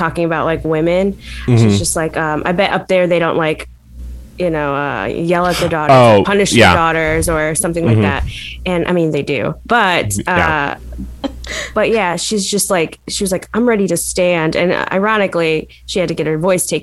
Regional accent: Illinois, United States; I'm from Illinois

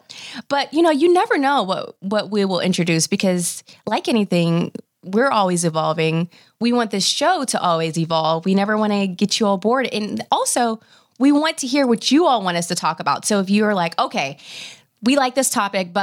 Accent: Nashville, Tennessee, United States; moved away as an adult; now in Dallas, United States; I'm originally from Nashville. And, you know, so it was almost like, okay, born and raised there and family there

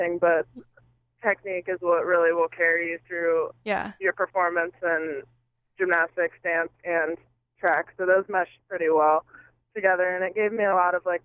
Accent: Ohio, United States; moved away as an adult; I grew up in Ohio

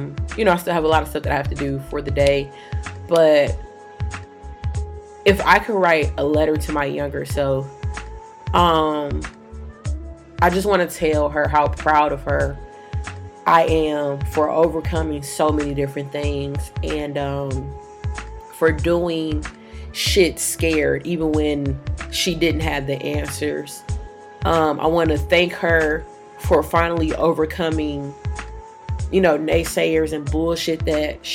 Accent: Detroit, Michigan, United States; I grew up downtown in Detroit.

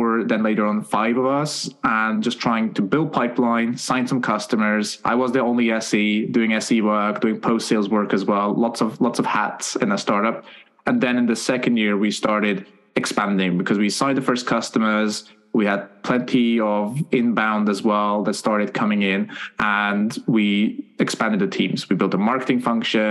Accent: Switzerland; moved away as an adult; now in United Kingdom; I'm originally from Switzerland, moved to the UK a couple of years back

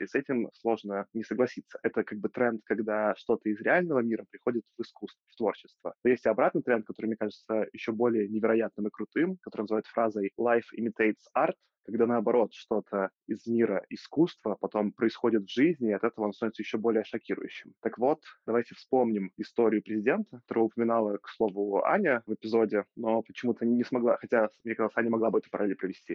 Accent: Belarus; я белорус

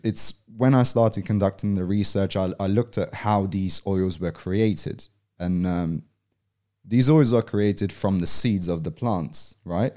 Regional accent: London, United Kingdom; moved away as an adult; also born or lived in Poland; now in Australia; I was born and raised in Poland until I was eight. And then, um, my family moved over to England, to London. Um, and then I grew up in South London

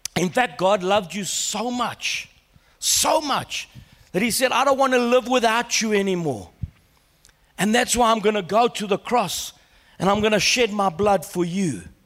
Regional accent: Australia; growing up in Australia as a young boy

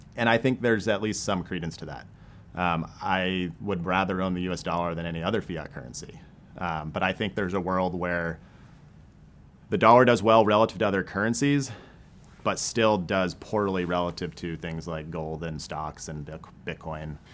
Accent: Maine, United States; now in St. Louis, United States; I grew up in Maine.

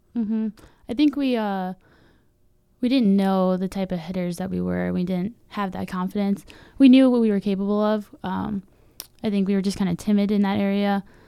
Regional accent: Medina, Ohio, United States; moved away as an adult; also born or lived in Hillsdale, Michigan; I'm from Medina, which is, um, very country, country, open space, I have seven acres of land

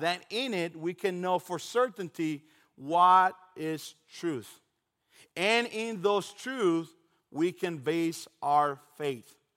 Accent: Dominican Republic; moved away; I am originally from Dominican Republic

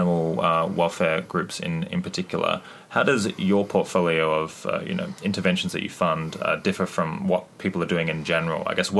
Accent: Canada; like Canadians, we're everywhere, walking among you.

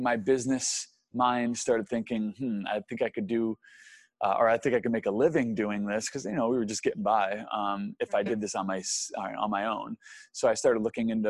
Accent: Syracuse, New York, United States; moved away as an adult; also born or lived in Arizona; growing up in Syracuse, New York, I was a Northeastern guy

